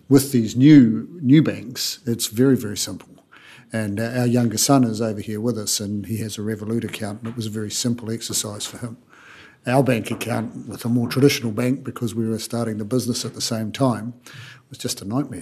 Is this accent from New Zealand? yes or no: yes; New Zealand; moved away; I'm from New Zealand